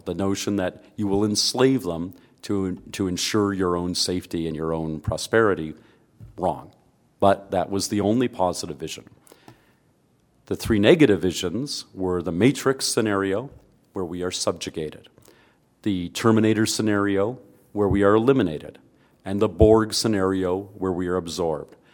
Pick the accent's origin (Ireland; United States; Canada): Canada; I'm a Canadian